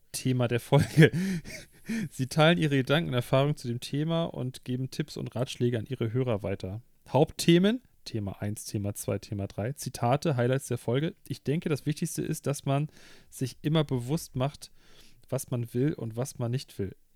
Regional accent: Düsseldorf, North Rhine-Westphalia, Germany; Ja, ich komme aus Düsseldorf.

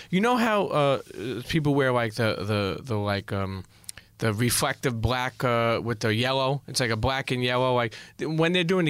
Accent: New Jersey, United States; I grew up in Jersey

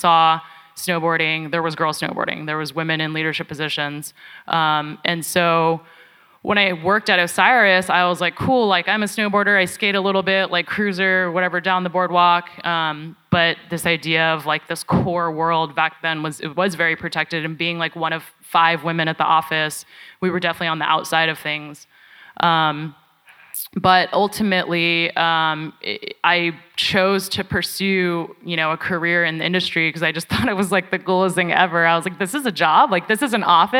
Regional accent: Bay Area, California, United States; I grew up in the Bay Area in the suburbs

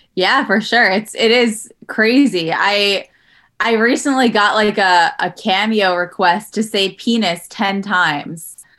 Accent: New York City, New York, United States; also born or lived in Los Angeles; now in Jersey City, United States; I'm from Queens, but my mom moved here recently

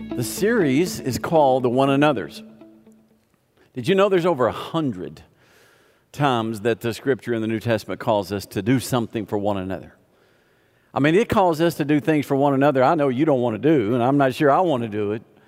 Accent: the South, United States; I grew up in the South

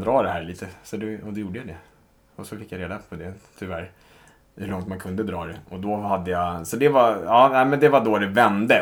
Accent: Stockholm, Stockholm County, Sweden; Stockholm, 34 år, uppvuxen i eh, söder om stan

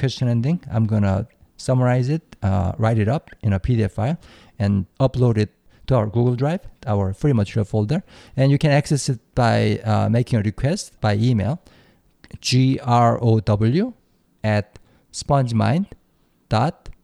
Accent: Seoul, South Korea; born and raised in Seoul

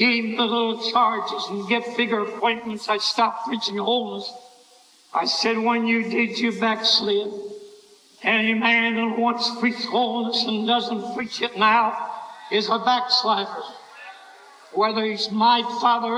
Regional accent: Glassboro, New Jersey, United States; moved away; I went back to my hometown, Glasgow, New Jersey

